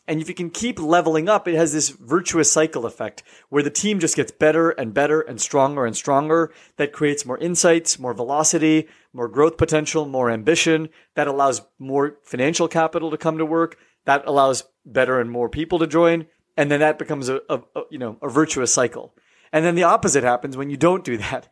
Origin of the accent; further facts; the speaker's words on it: California, United States; moved away as an adult; also born or lived in East Coast, United States; I grew up in the West Coast in California, but then went to the East Coast for, uh, twelve years